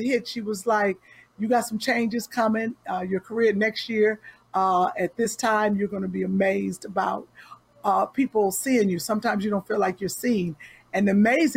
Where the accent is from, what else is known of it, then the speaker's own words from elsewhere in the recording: Cleveland, Ohio, United States; also born or lived in Nashville, Tennessee; I'm from Cleveland.